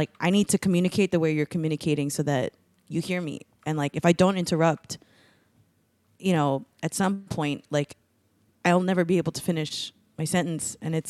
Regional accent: Philippines; It's like being a woman, being a Filipino, being like a not typical like body shape of women

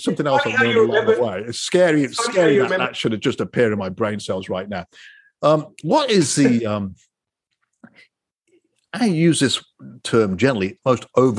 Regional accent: Coventry, West Midlands, United Kingdom; moved away; I was from Coventry in the middle

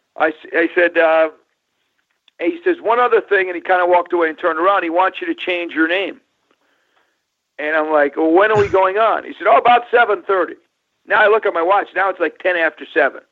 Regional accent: New York, United States; grew up in New York

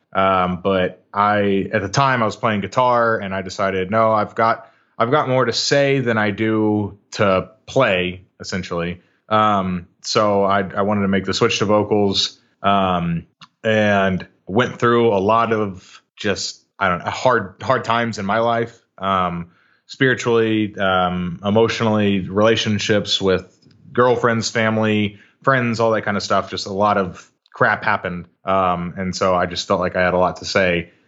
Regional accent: Arlington, Texas, United States; also born or lived in Washington State / Las Vegas; Grew up in, uh, Arlington, Texas, right in the heart of the D F W Metroplex. Um, born and raised here

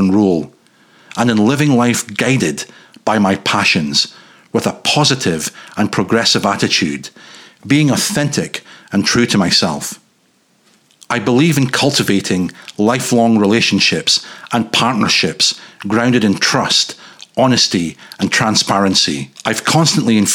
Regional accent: north-east Scotland, United Kingdom; moved away; growing up in Caledonia's northeastern peninsula's bitter edge

